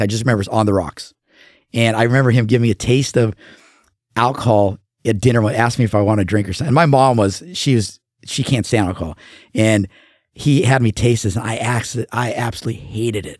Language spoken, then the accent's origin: English; La Mirada, California, United States; also born or lived in Orange County, California; now in Oregon, United States; I grew up in Southern California um, and had some really good friends down there, uh, LA County, and then we moved to Orange County.